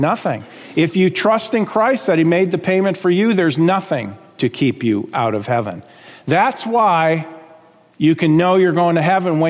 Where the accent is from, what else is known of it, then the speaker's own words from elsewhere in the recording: South Florida, United States; I grew up in South Florida, as my wife did